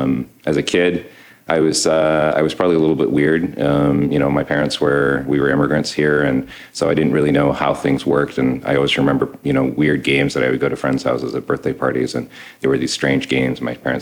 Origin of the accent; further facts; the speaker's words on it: Ottawa, Ontario, Canada; So I'm an architect. I'm a dad, and I'm from Ottawa.